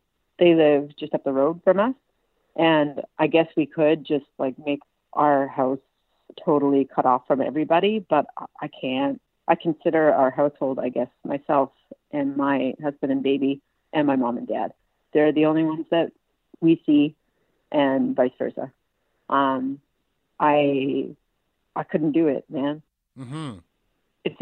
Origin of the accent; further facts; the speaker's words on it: Cape Breton, Nova Scotia, Canada; moved away as an adult; also born or lived in Toronto; I live in my hometown, my home village in Nauvoo, in Cape Breton right now